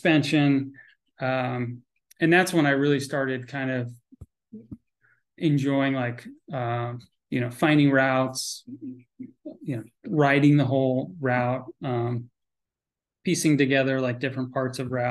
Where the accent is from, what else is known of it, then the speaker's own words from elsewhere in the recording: Connecticut, United States; also born or lived in Vermont; I grew up in Connecticut.